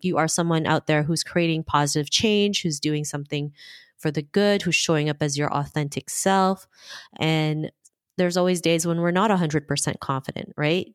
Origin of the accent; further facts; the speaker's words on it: Philippines; I was born in the Philippines. Um, you know, I have a big family in the Philippines, and, you know, I grew up in two different cultures